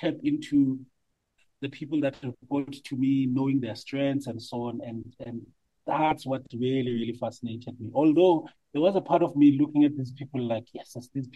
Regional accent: Johannesburg, Gauteng, South Africa; also born or lived in Soweto; I was born in Soweto, but grew up in a place called Orange Farm in the south of Johannesburg

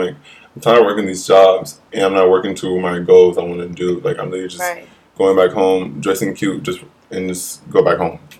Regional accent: Toledo, Ohio, United States; moved away as an adult; now in New York, United States; I'm from Ohio, Toledo, Ohio.

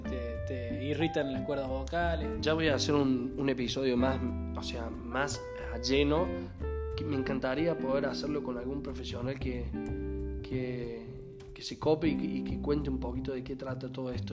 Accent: Alta Gracia, Córdoba, Argentina; nosotros somos de Argentina, más precisamente de Córdoba, Altagracia

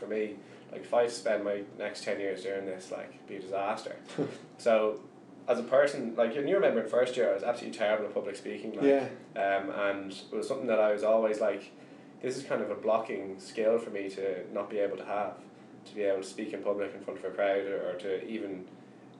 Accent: Ireland; as Irish people

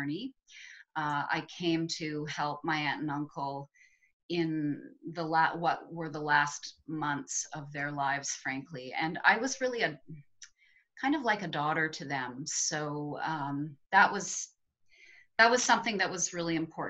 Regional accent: Toronto, Ontario, Canada; moved away as an adult; now in Ottawa, Canada; a Toronto girl. That is where I hail from

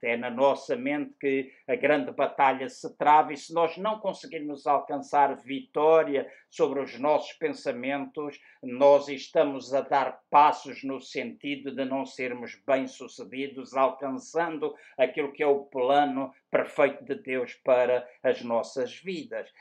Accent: Luanda, Luanda Province, Angola; moved away; na cidade onde nasci, em Luanda

